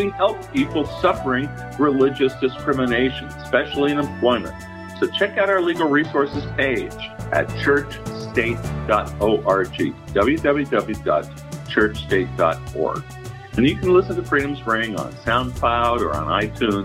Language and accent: English; New York, United States; as a Jewish kid growing up in New York